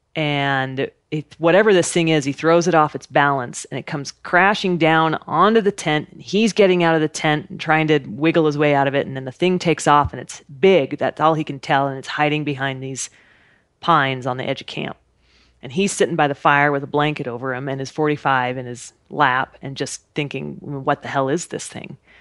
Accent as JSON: {"language": "English", "region": "Idaho", "country": "United States", "tie": "born or raised there", "said": "I grew up in Idaho, camping and hiking and being outside"}